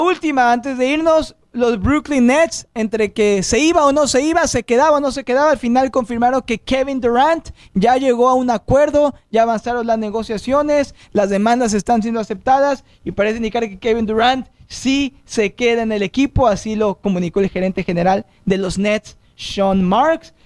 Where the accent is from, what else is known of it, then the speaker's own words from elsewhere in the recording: Mexico; soy mexicano